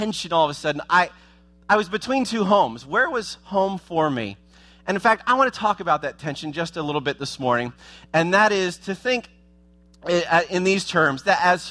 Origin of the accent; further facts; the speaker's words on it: Columbus, Ohio, United States; moved away as an adult; now in South Florida, United States; the home I grew up in Ohio